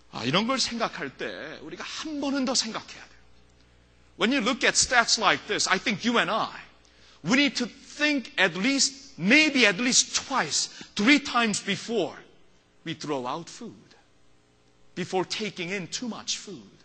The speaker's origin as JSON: {"language": "English", "country": "South Korea", "tie": "born or raised there", "moved": "yes", "said": "when I was little growing up in Korea"}